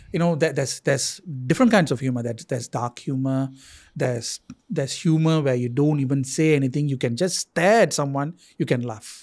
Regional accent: Singapore; as a Singaporean

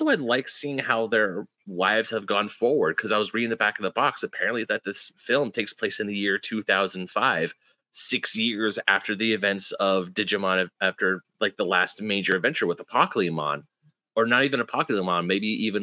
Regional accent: United States; when you're growing up in America

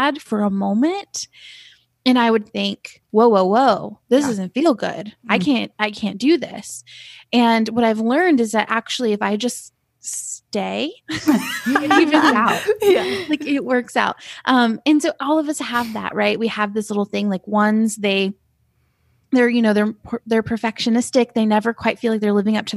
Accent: Asheville, North Carolina, United States; I'm from Asheville, North Carolina, and I live here. I live in Asheville now

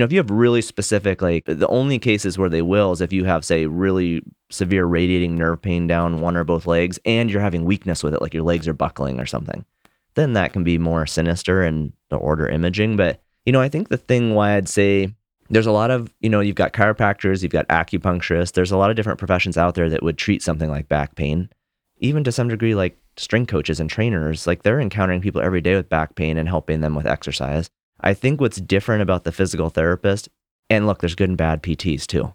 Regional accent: Montana, United States; I grew up in Montana

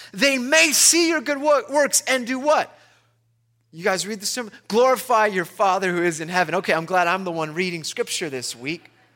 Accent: Long Beach, California, United States; I'm from Long Beach.

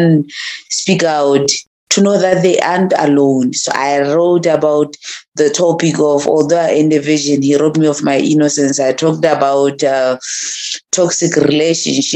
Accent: Botswana; As a Motswana woman, I grew up in a very, very rural place called Makhabane

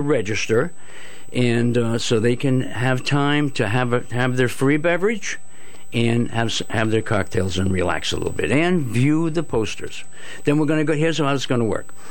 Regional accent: Groton, Connecticut, United States; I grew up in Groton, and uh, now it's the city, but uh, when I grew up, it was called the borough

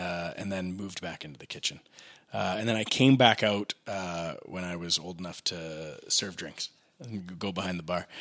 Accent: Regina, Saskatchewan, Canada; now in Calgary, Canada; I'm from Regina originally.

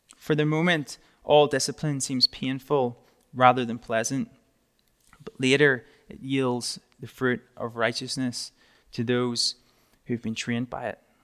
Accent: Northern Ireland, United Kingdom; moved away; I'm from a little, tiny, small part of the U K called Northern Ireland

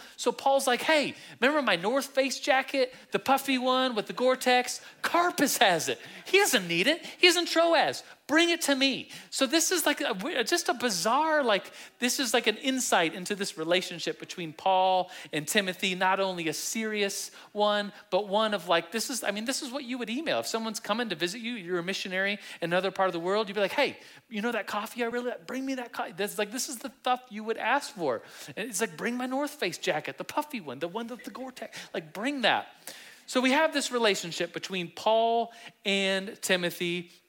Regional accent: Turkey; born there; my dad was stationed in the Air Force, in an Air Force base in Turkey, and 44 years ago, I was born in Turkey.

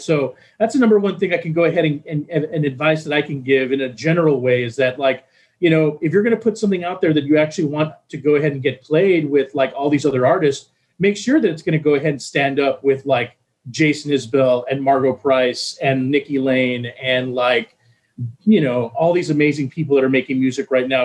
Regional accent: Texas, United States; moved away; I'm originally from Texas

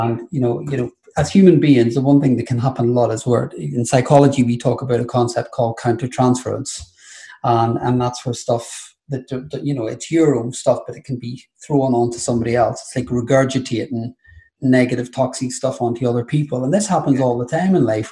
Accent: Ireland; being Irish Catholic and throw the gay bit on top

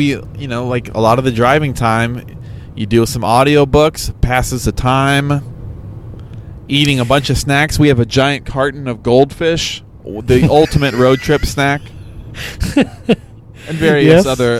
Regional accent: Chicago, Illinois, United States

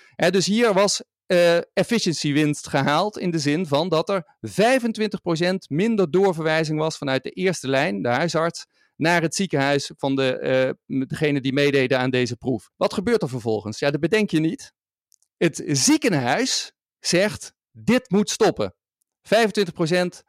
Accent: Maastricht, Limburg, Netherlands; de stad waar ik vandaan kom en waar ik nu ook weer woon

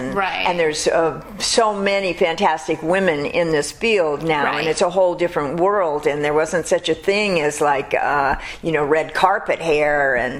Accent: Los Angeles, California, United States; born or raised there; also born or lived in Burton Way, Beverly Hills area, Los Angeles

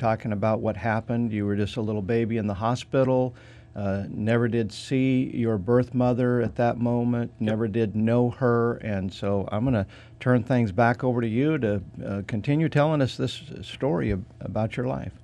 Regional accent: Idaho, United States; now in Statesville, United States; I'm from the state of Idaho.

